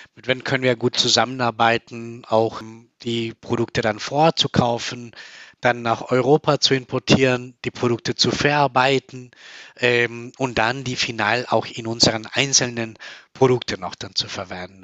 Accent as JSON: {"language": "German", "country": "Colombia", "moved": "yes", "lives_now": "Germany", "said": "Also ich komme aus Kolumbien, ich komme aus einem Land, wo es viel in der Kultur auch Kakao getrunken wird"}